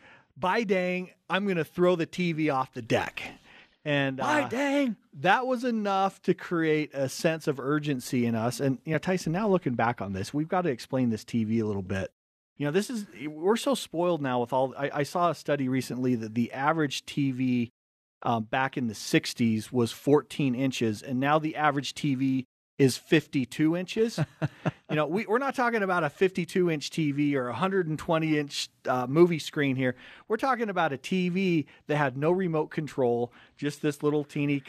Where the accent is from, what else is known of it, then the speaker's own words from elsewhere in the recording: Cottonwood Heights, Utah, United States; we grew up right here in Cottonwood Heights. We're Tyson's number five. I'm number six of seven kids.